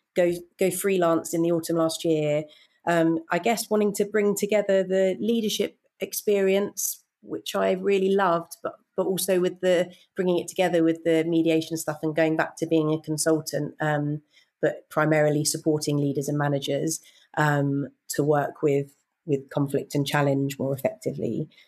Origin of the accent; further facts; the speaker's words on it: United Kingdom; I grew up in just outside London